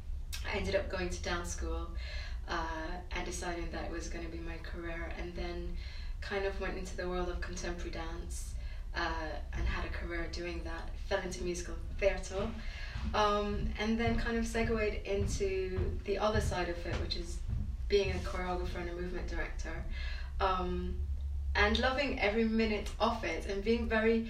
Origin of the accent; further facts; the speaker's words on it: Jamaica; moved away; I'm from Jamaica, I was born in Jamaica and I grew up there